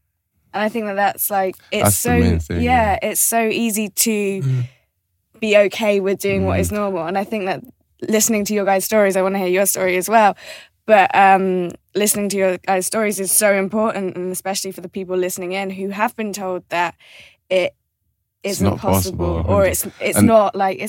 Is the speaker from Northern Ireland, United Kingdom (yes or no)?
no; Birmingham, West Midlands, United Kingdom; I grew up in Birmingham, so outside of London